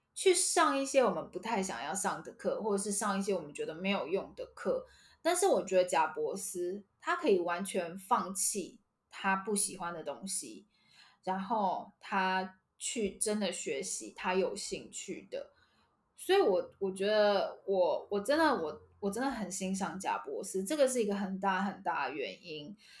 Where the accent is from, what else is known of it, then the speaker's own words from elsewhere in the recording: Taiwan; 我们台湾人